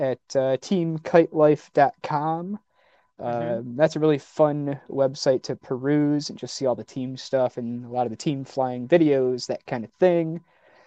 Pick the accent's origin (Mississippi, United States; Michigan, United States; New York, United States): Michigan, United States; Detroit; I'm from the Motor City